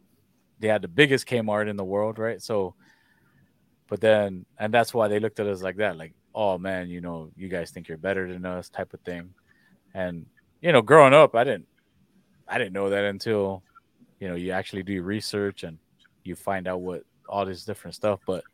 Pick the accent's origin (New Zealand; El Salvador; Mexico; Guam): Guam; also born or lived in Washington State, United States / Seattle, United States; now in Texas, United States; growing up on Guam